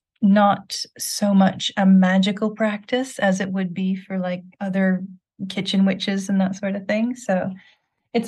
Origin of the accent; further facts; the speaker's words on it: Quebec, Canada; now in England, United Kingdom; Where I grew up in Quebec, we had the frogs singing in the valley behind our house